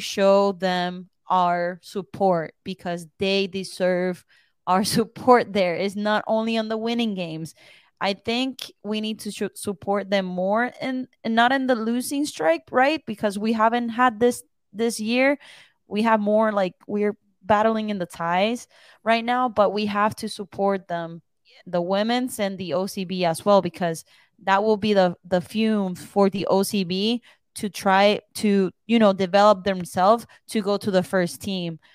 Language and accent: English; Puerto Rico; now in Orlando, United States; I come from um, Puerto Rico